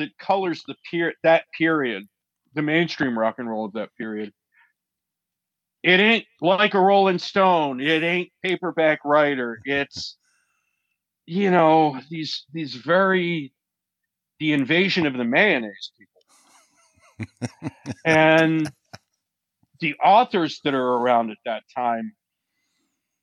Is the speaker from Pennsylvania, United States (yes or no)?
yes; Philadelphia, Pennsylvania, United States; in the Delaware Valley where I grew up in Philadelphia